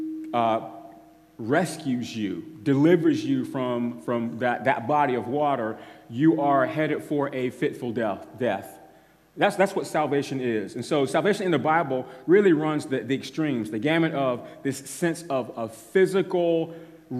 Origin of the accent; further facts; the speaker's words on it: United States; as American Christians